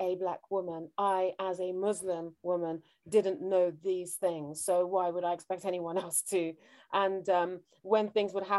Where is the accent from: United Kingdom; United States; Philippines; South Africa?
United Kingdom; I'm British